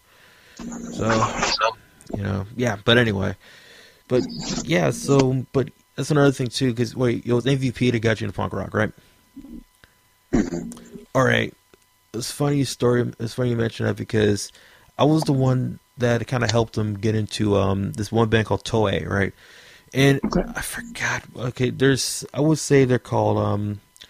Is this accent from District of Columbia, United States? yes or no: yes; Washington, District of Columbia, United States; my hometown, D.C.